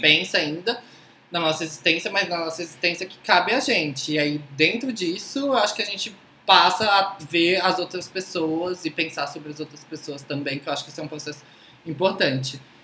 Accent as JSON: {"language": "Portuguese", "region": "Tocantins", "country": "Brazil", "tie": "born or raised there", "also_born_or_lived": "Southeast Brazil", "moved": "yes", "said": "eu nasci em Tocantins"}